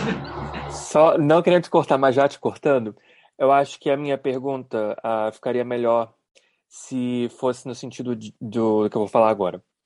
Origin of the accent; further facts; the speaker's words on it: Brazil; por ter nascido e crescido no Brasil